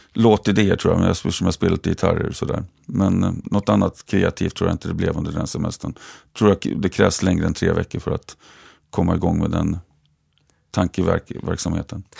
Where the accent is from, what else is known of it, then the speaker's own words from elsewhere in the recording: Västerås, Västmanland, Sweden; jobbat på ABB fortfarande eftersom jag är från Västerås